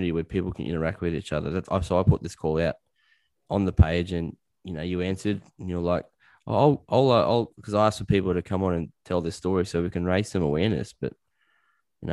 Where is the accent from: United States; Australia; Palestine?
Australia; I'm an Aussie bloke